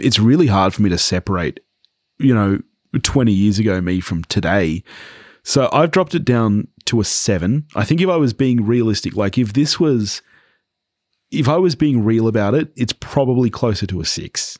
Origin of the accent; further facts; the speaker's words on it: Australia; growing up in Australia